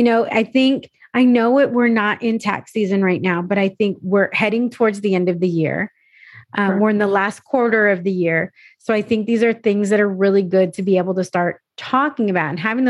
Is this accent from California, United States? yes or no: yes; San Diego, California, United States; moved away as an adult; also born or lived in New Mexico / Arizona / Texas; I grew up in California, grew up in San Diego